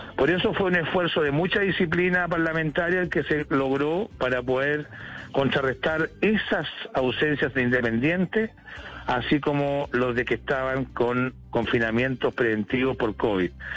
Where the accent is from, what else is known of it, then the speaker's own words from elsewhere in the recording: Chile; now in London, United Kingdom; le pregunto desde Londres, pero también soy chilena